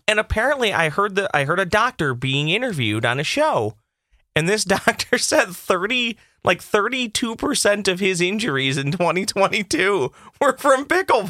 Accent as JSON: {"language": "English", "town": "Boston", "region": "Massachusetts", "country": "United States", "said": "I'm from Boston"}